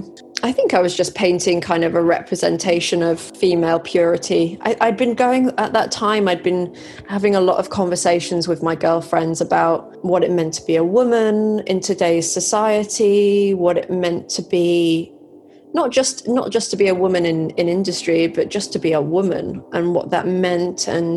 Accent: Malaysia; Well, I grew up in Southeast Asia. I've always loved, I mean, it was Malaysia.

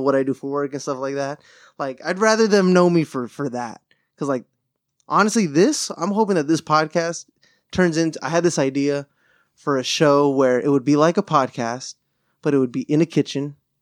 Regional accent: Southern California, United States; growing up in SoCal

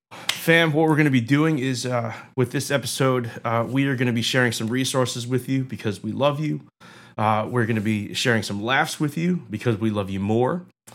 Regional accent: Delran, New Jersey, United States; No, I grew up in South Jersey, small town called Delran.

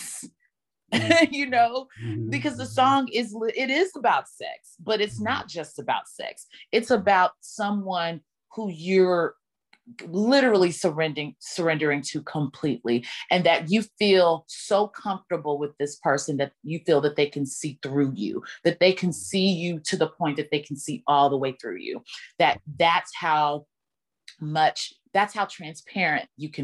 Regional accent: Dallas, Texas, United States; now in Brooklyn, United States; my hometown in Dallas

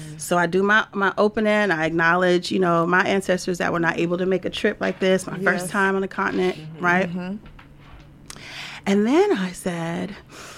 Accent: Louisiana, United States; I'm from Louisiana

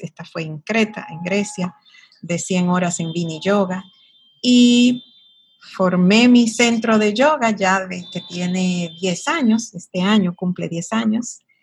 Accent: Sosúa, Puerto Plata, Dominican Republic; moved away as an adult; also born or lived in Santiago / United States; now in Santo Domingo, Dominican Republic; yo soy oriunda de Sosúa, es un pueblo muy pequeño en el norte de la República Dominicana

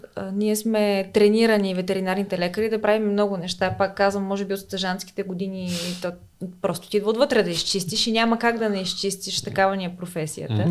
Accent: Smolyan, Smolyan Province, Bulgaria; moved away as an adult; now in Sofia, Bulgaria; аз съм от Смолян.

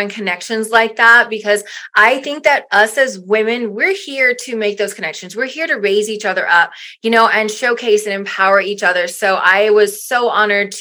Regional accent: South Louisiana, United States; moved away as an adult; I'm originally from Louisiana. I was born and raised in South Louisiana

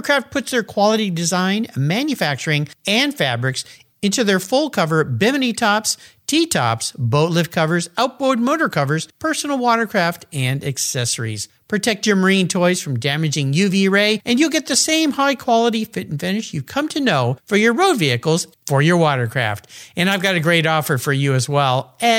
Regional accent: California, United States; I grew up in Southern California.

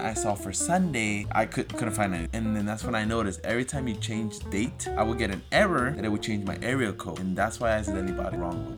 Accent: Florida, United States; moved away; I'm from Florida

